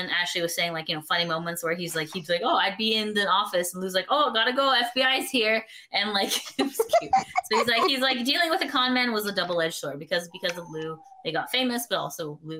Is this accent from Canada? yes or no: yes; Canada